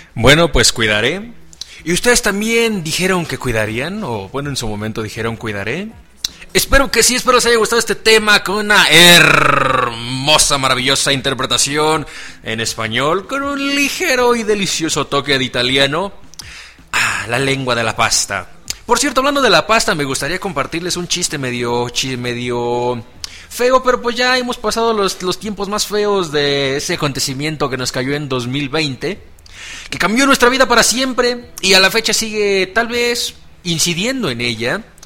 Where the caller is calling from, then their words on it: Atlacomulco, State of Mexico, Mexico; Saludos desde Atlacomulco, Estado de México, obviamente en el hermoso país de México, la República Mexicana